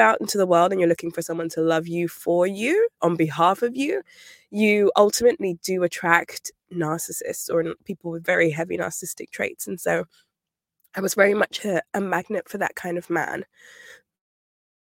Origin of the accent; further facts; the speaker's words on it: United Kingdom; now in London, United Kingdom; I'm British. I'm based in London